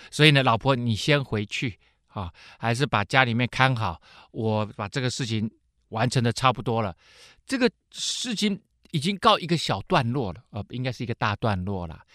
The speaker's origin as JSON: {"language": "Chinese", "country": "Taiwan", "said": "我们台湾人"}